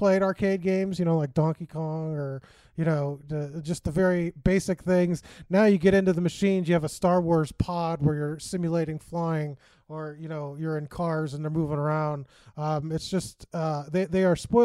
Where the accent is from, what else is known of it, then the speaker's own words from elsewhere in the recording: Chicago, Illinois, United States; I grew up in Chicago